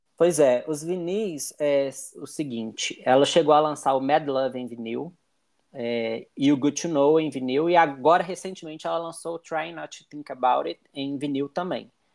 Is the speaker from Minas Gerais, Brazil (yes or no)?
yes; Belo Horizonte, Minas Gerais, Brazil; eu sou de Belo Horizonte